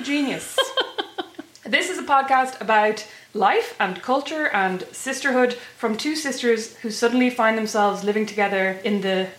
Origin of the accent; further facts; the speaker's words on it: Kildare, Leinster, Ireland; moved away as an adult; also born or lived in Dublin; now in Fort Wayne, United States; We're from Kildare.